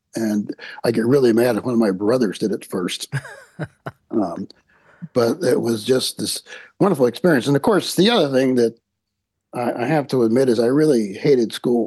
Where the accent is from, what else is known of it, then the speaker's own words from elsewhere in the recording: Chester, Pennsylvania, United States; I grew up in the beautiful city of Chester, Pennsylvania, which is south of Philadelphia